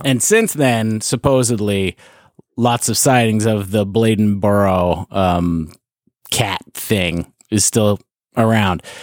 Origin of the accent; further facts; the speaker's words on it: Hickory, North Carolina, United States; I'm from Hickory, North Carolina.